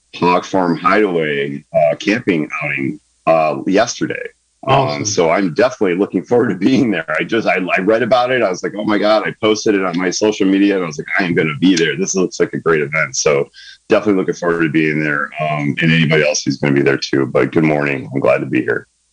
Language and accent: English; San Diego, California, United States; moved away as an adult; also born or lived in Michigan; now in Sonoma County, United States; growing up in San Diego, uh, pre military